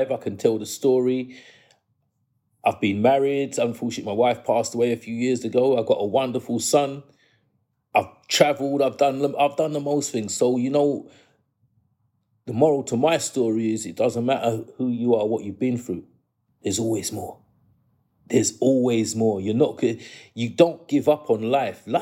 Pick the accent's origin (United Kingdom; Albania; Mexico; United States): United Kingdom; England; born there; I was born in England. I want this to be taught in the schools.